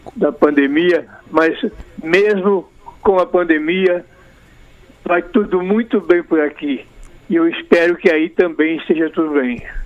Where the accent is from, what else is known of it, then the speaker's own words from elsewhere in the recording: Alegrete, Rio Grande do Sul, Brazil; moved away as an adult; now in Rio de Janeiro, Brazil; Sou gaúcho né? do Alegrete